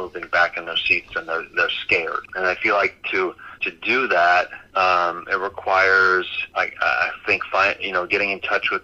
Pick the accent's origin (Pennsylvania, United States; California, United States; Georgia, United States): California, United States; also born or lived in New York; I had better opportunities in California, and I was from California.